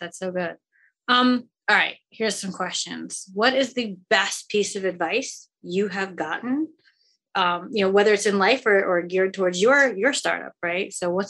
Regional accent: Seoul, South Korea; born there; I'm Korean American, right? I was born in Seoul, Korea

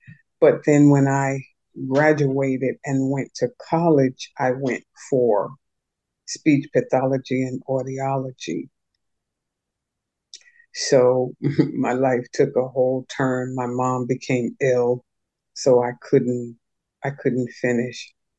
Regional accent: New York City, New York, United States; it was pretty interesting living there. It was, you know, it was normal to me. It's my life.

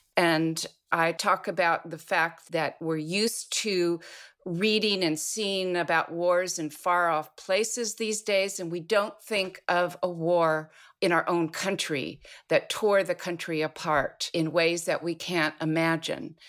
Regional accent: Los Angeles, California, United States; I'm a third generation Los Angeles person, and I am UCLA all the way.

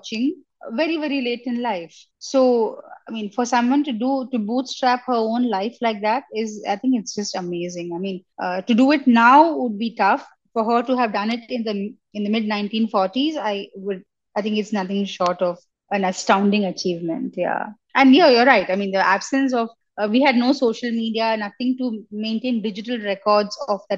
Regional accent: Chennai, Tamil Nadu, India; I grew up in Chennai in the 80s and 90s

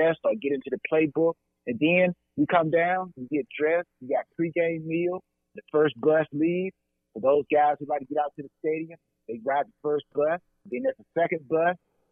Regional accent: LaGrange, Georgia, United States; also born or lived in Atlanta, Georgia; I'm a Georgia native, so I want everybody to understand that. Born and raised in LaGrange, Georgia

